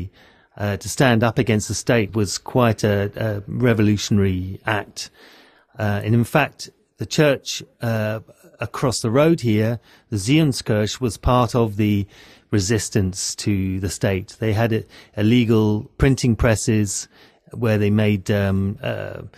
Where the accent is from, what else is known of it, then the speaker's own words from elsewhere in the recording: London, United Kingdom; moved away as an adult; now in Berlin, Germany; I'm from London in England. I've been living in Berlin since the early 2000s